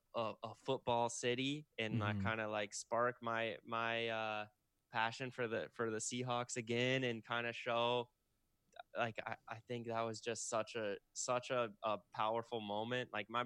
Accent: Kirkland, Washington, United States; also born or lived in Seattle; now in California, United States; I grew up in Seattle.

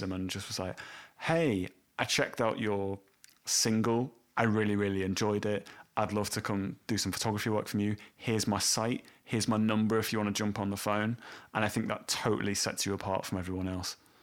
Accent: Welsh, Wales, United Kingdom; a Welshman and someone from Leeds

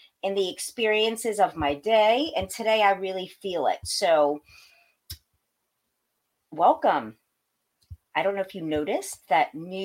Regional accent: Pakistan; I'm Pakistani.

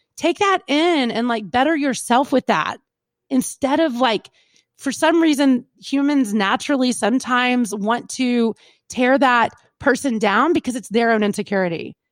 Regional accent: Kentucky, United States; we're from Kentucky, like good old boy

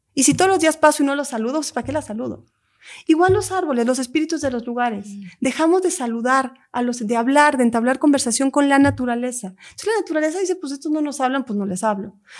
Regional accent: Lake Atitlán, Sololá, Guatemala; mi tierra, Guatemala. Hay un lago en Guatemala que es mi lugar sagrado, que es donde yo crecí

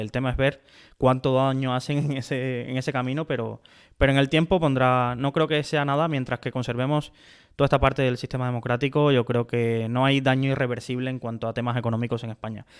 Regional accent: Cuba; now in Spain; nací en Cuba

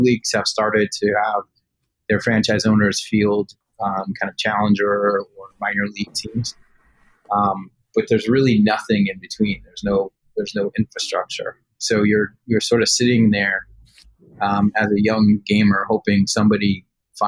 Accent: New York, United States; I grew up right outside of New York City

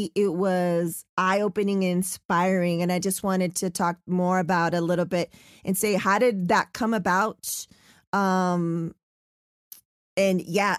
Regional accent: San Diego, California, United States; now in Los Angeles, United States; I live in LA and I'm from San Diego, so SoCal, right?

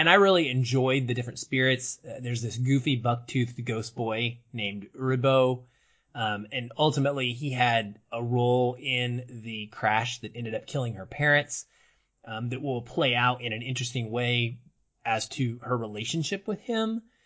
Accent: Arkansas, United States; growing up in Arkansas, in some of the smaller towns I lived in when I was really young

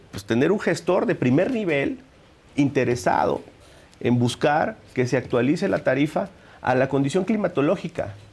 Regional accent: Minatitlán, Veracruz, Mexico; de Minatitlán, el sur del estado.

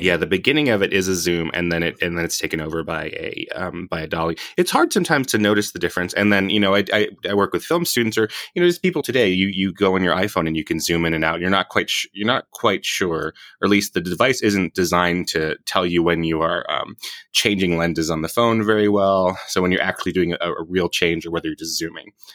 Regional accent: Hawaii, United States; moved away; I'm from Hawaii originally.

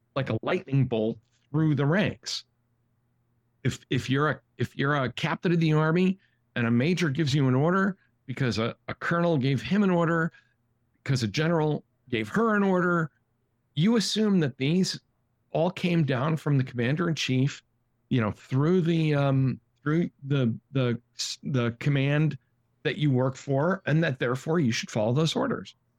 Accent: Massachusetts, United States; we're from Massachusetts

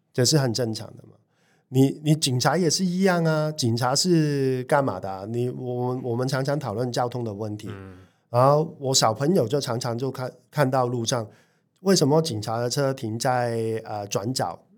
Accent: Hong Kong; now in Taiwan; 我们香港人

